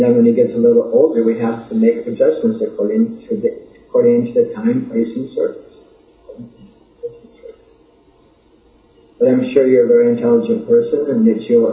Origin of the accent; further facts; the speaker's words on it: United States; I'm not too American. I just am American